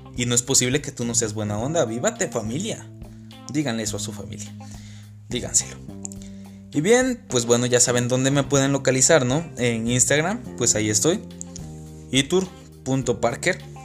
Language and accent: Spanish; Tabasco, Mexico; now in Saltillo, Mexico; yo soy una persona de Tabasco viviendo en Saltillo